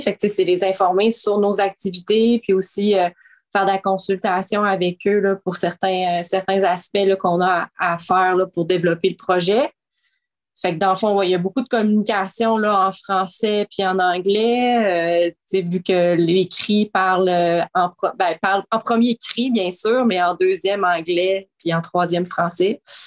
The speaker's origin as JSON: {"language": "French", "town": "Quebec City", "region": "Quebec", "country": "Canada", "tie": "born or raised there", "said": "moi, j'ai grandi à Québec"}